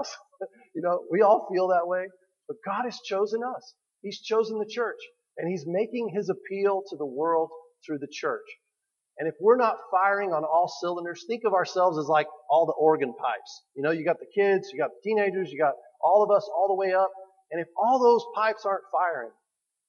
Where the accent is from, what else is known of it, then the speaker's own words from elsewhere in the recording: New Mexico, United States; I'm from New Mexico